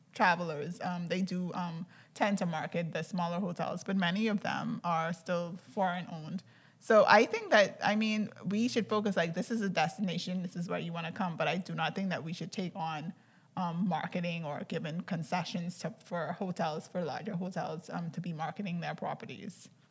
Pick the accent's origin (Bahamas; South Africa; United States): Bahamas; Andros; I'm from Andros